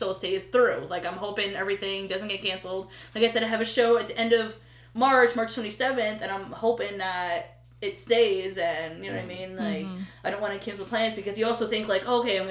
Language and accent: English; Pennsylvania, United States; we're from Pennsylvania